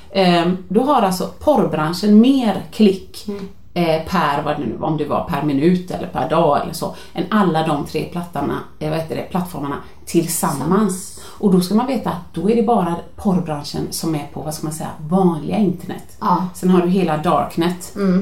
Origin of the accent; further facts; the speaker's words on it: Gothenburg, Västra Götaland, Sweden; jag är från Göteborg